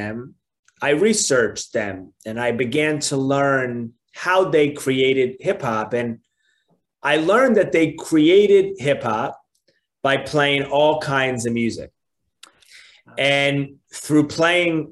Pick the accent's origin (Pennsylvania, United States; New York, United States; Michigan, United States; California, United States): New York, United States; New York City; moved away as an adult; now in Los Angeles, United States; I was born and raised in New York City